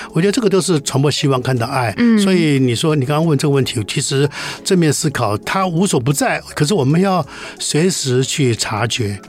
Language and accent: Chinese; Taiwan; 这是我们台湾人做的事情